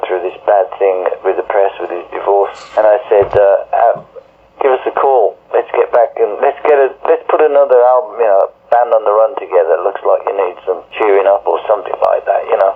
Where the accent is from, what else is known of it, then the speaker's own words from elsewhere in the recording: Birmingham, West Midlands, United Kingdom; I'm from Birmingham.